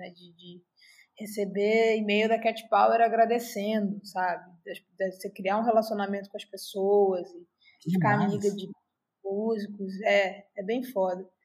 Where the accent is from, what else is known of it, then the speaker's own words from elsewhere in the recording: Rio de Janeiro, Brazil; Cara, é... eu vim de Marechal Hermes, vim de uma criação cristã, sou filha adotiva, fui adotada aos nove e comecei a tocar na igreja.